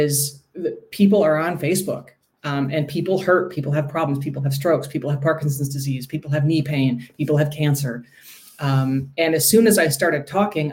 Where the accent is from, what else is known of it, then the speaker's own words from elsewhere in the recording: Milwaukee, Wisconsin, United States; I hail from Milwaukee